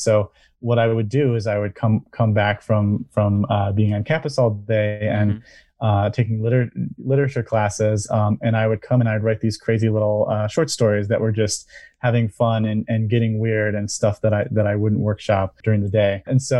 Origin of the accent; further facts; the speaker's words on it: Eastpointe, Michigan, United States; So I am a Michigander. I was born and raised in East Point and went to school right here in Michigan at Saginaw Valley.